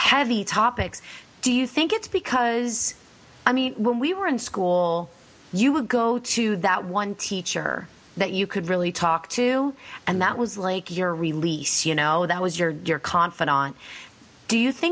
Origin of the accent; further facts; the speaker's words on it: Pennsylvania, United States; I'm from Pennsylvania too